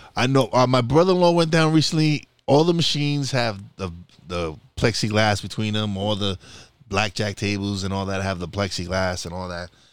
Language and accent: English; New York City, New York, United States; moved away as an adult; I'm a Brooklyn boy.